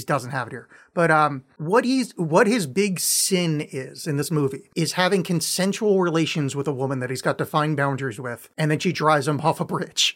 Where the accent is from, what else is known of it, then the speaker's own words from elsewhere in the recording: outside of New York, United States; I grew up outside of New York